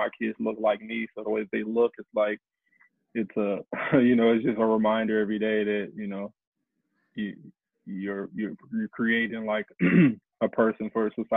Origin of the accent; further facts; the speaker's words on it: St. Louis, Missouri, United States; I'm from St. Louis, Missouri